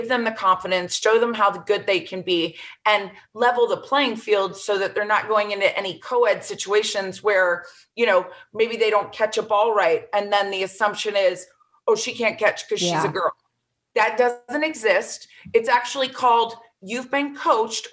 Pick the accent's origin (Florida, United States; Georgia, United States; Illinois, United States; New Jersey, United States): Florida, United States; Florida, my home state